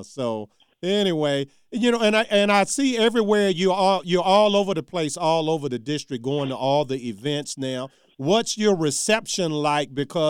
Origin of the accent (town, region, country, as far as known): Charles City, Virginia, United States; born or raised there; moved away